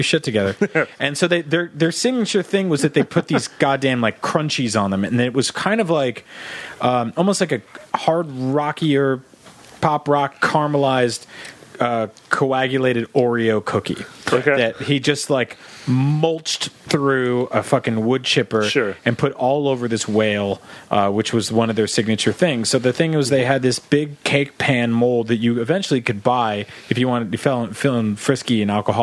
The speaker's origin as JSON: {"language": "English", "region": "East Coast", "country": "United States", "tie": "born or raised there", "said": "I grew up on the East Coast."}